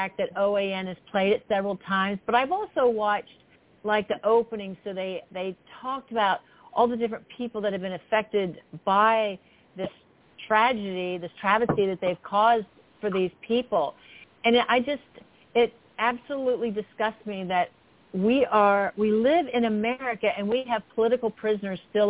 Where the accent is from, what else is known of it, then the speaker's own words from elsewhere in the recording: Florida, United States; I'm from Florida as well.